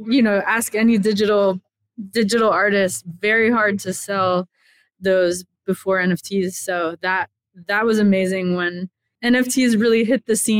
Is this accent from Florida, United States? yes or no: yes; Miami, Florida, United States; I grew up in Miami, Florida